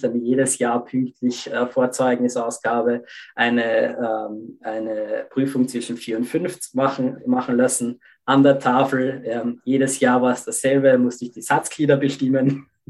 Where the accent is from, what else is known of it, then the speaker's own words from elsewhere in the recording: Lower Austria, Austria; ich bin in Österreich aufgewachsen, im Bereich Niederösterreich